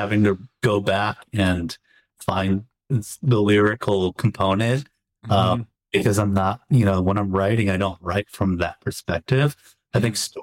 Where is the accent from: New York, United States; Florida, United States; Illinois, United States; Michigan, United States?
Illinois, United States; Chicago; as a Chicagoan, a curmudgeon-y Chicago